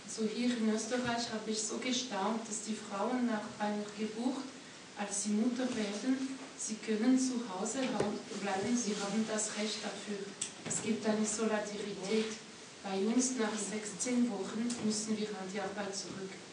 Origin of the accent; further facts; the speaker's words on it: French-speaking Switzerland, Romandy, Switzerland; moved away as an adult; now in Austria; Ich komme aus der französischen Schweiz, also bei uns wäre es undenkbar, dass der Staat das den Kindern schenkt.